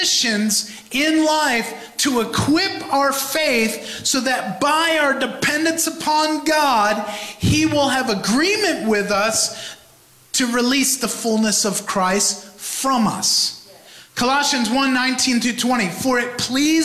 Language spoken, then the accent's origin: English; New York, United States; a New Yorker